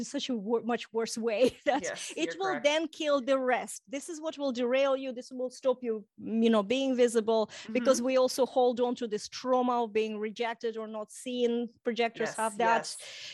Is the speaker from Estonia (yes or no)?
yes; Estonia; first language Russian; English is a second language; moved away as an adult; also born or lived in Ukraine / Ireland; I grew up then, I'm Russian speaking. I grew up in Estonia